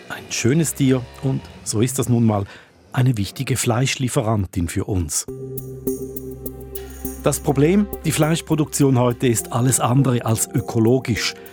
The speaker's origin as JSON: {"language": "German", "region": "St. Gallen", "country": "Switzerland", "said": "Dario, du weißt, ich bin St. Galler."}